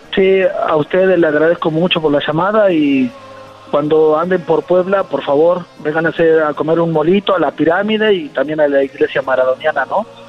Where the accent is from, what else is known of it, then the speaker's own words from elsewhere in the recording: Argentina; como argentino